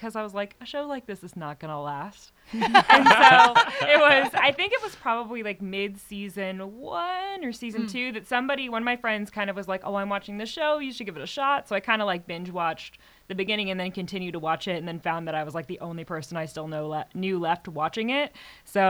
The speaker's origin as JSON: {"language": "English", "area": "South Orange County", "region": "California", "country": "United States", "tie": "born or raised there", "also_born_or_lived": "Torrance, California / Manhattan Beach, California / Laguna Hills, California / Trabuco Canyon, California", "said": "I was born in Torrance, lived in Manhattan Beach for the first 5 years of my life. Then I moved to South Orange County"}